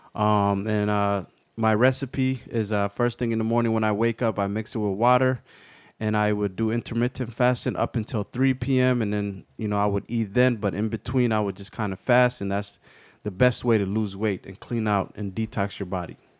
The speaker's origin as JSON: {"language": "English", "town": "Kent", "region": "Washington", "country": "United States", "tie": "born or raised there", "said": "I grew up in Kent"}